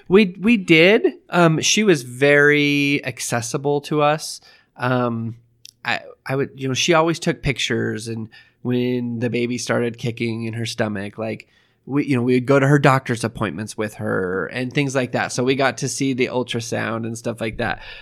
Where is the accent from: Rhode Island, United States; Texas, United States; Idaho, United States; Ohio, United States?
Idaho, United States; moved away; I'm from Idaho